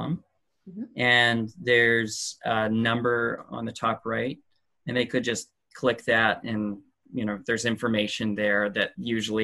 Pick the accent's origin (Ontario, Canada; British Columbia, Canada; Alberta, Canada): British Columbia, Canada; near Vancouver; also born or lived in Chile; We're living just outside Vancouver right now. During COVID, we returned to my hometown, which is close to the metropolitan area